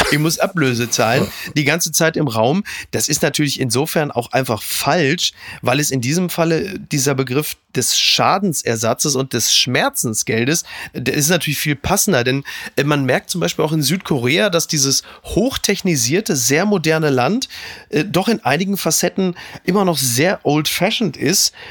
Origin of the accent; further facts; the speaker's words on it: Dortmund, North Rhine-Westphalia, Germany; aber was soll ich denn sagen als Dortmunder mit Lewandowski?